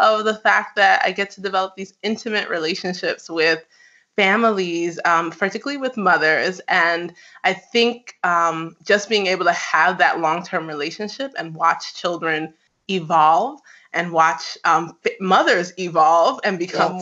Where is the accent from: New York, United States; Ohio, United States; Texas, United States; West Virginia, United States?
New York, United States; I'm actually Nigerian-American. I grew up in New York